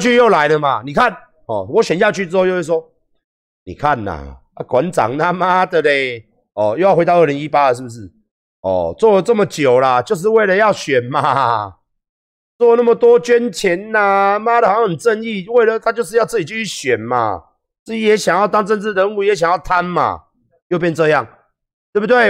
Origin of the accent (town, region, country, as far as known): Taiwan